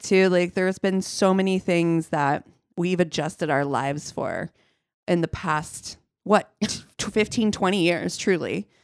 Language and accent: English; Ohio, United States; moved away; growing up in Ohio